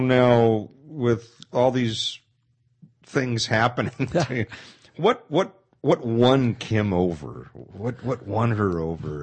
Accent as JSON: {"language": "English", "town": "Pasadena", "region": "California", "country": "United States", "tie": "born or raised there", "moved": "yes", "said": "when I grew up in Pasadena"}